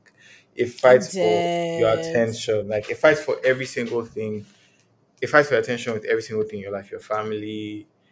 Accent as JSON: {"language": "English", "country": "Nigeria", "said": "I'm Nigerian."}